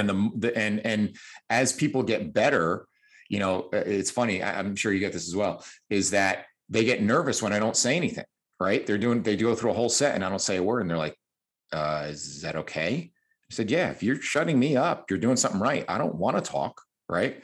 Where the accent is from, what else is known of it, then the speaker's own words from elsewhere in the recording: New Jersey, United States; As you can tell by my exotic accent, I come from New Jersey